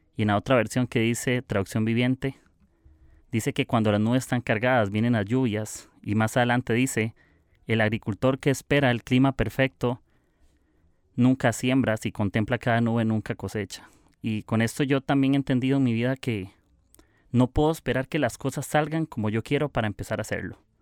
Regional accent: Costa Rica; soy de Costa Rica

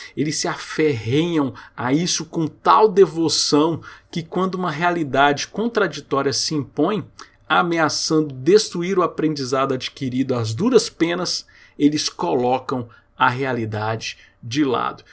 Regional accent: Goiânia, Goiás, Brazil; Eu morei aqui em Goiânia, eu sou de Goiânia, e muito tempo eu morei em Aparecida de Goiânia

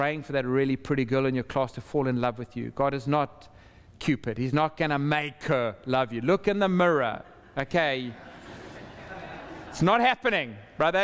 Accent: South Africa; also born or lived in Zimbabwe; for the vast majority of my life growing up, and while I was at school, that was a system that was in place. And it had profoundly suppressed the majority of people in our country

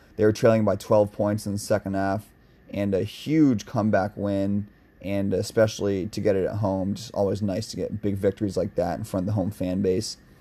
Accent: Seattle, Washington, United States; I'm from Seattle

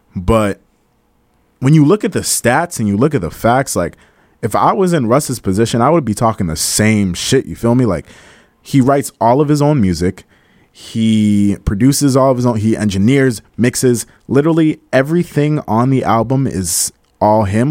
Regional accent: Cambridge, Massachusetts, United States; accent: Cambridge accent; also born or lived in Malden, Massachusetts; I grew up around the Cambridge area, so there's, like, a lot of Cambridge slang. So sometimes when I talk, sometimes you can hear my Cambridge accent come out

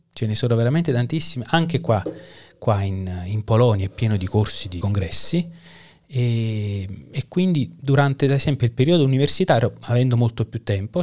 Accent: Caserta, Campania, Italy; moved away as an adult; also born or lived in Naples / Parma / Chelmsford; now in Kraków, Poland; Io uh, sono napoletano di nascita, okay. poi la, mi sono fatto la laurea alla seconda università di, scat- di staccamento di Caserta perché ho mm. abitato uh-huh. da quando avevo 8 anni a Caserta

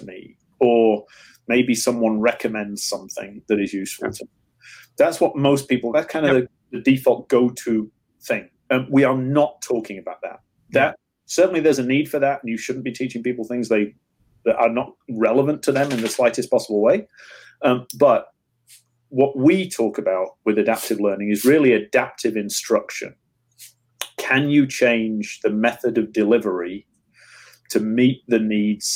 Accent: England, United Kingdom; moved away; So when I grew up in England

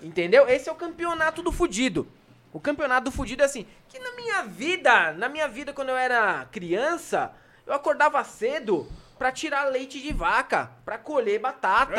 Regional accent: São Paulo, Brazil; eu não cresci em favela, mas eu cresci na cidade líder, na Zona Leste

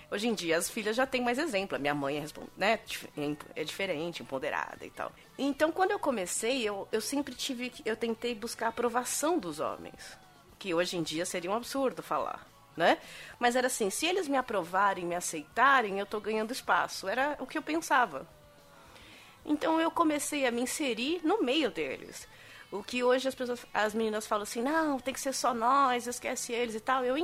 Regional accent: São Bernardo do Campo, São Paulo, Brazil; eu sou de São Bernardo.

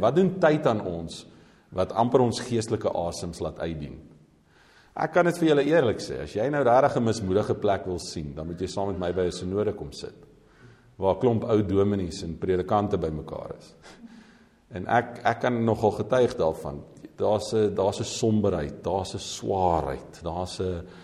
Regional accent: South Africa

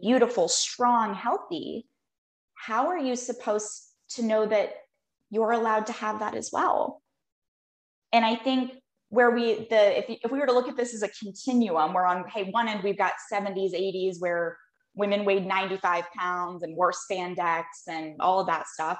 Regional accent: Phoenix, Arizona, United States; I was born and raised here

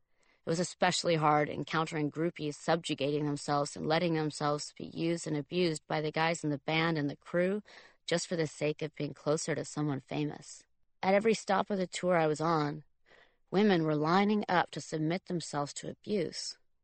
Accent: Tuscany, Italy; Italy, to the Tuscan countryside where I was born and raised. I was trying to find the stone barn I was born in on the Duke's property.

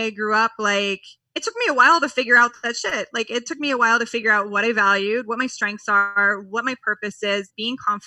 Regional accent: New York, United States; moved away; being a New Yorker

